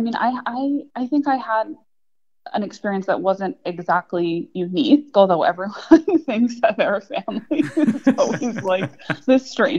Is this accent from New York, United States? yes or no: yes; New York, United States; I'm a native New Yorker